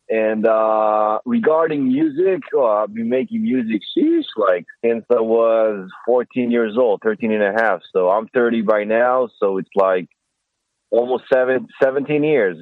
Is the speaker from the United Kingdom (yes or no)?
no; Israel; English is a second language; moved away as an adult; now in Los Angeles, United States; I'm from Israel.